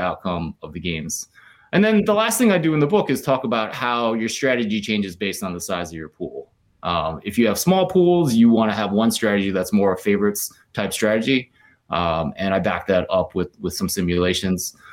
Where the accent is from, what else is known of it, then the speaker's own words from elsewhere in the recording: near Philadelphia, Pennsylvania, United States; moved away as an adult; also born or lived in Stanford, California; now in Ann Arbor, United States; I grew up near Philly